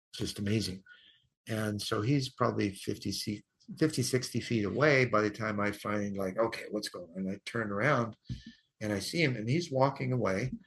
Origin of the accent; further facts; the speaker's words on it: United States; I'm from America